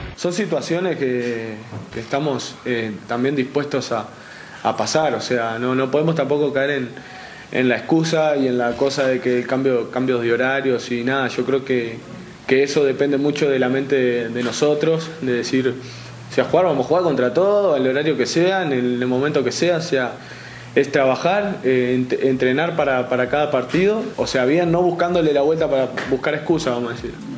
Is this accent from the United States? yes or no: no; Uruguay; moved away; soy muy, muy uruguayo en ese sentido